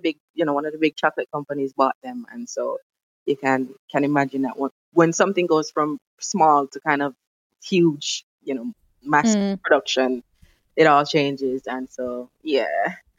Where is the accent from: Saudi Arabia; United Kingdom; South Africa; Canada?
United Kingdom; the great British Empire is known for and as British people we love and enjoy.